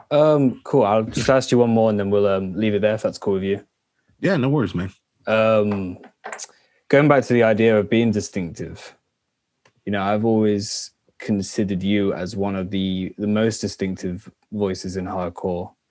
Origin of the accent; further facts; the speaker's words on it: Los Angeles, California, United States; Well, I'm from Los Angeles